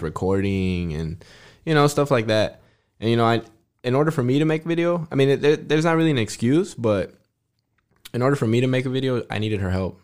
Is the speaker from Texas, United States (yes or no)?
yes; Fort Stockton, Texas, United States; I was born in Fort Stockton, Texas